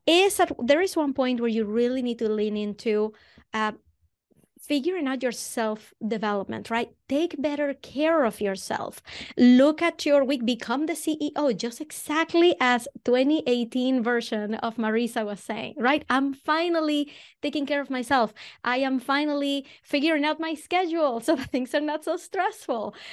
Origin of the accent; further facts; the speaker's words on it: Venezuela; accent: Venezuelan; moved away as an adult; now in Boston, United States; I'm originally from Venezuela. That's where the accent comes from.